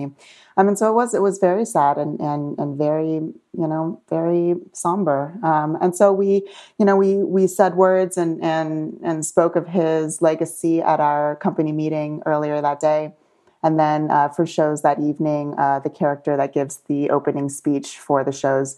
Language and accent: English; St. Petersburg, Florida, United States; now in Las Vegas, United States; I'm from St. Petersburg, Florida